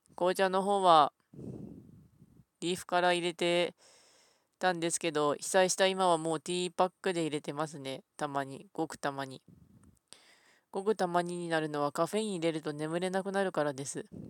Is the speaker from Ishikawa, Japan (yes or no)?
yes; Ishikawa, Japan; 私は石川県出身なんですけども